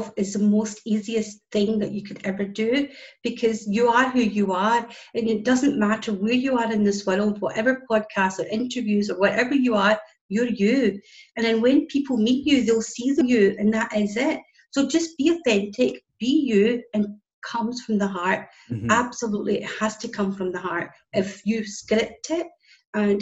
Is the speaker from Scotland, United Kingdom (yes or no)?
yes; Scotland, United Kingdom; as you can tell by my accent, I'm from Scotland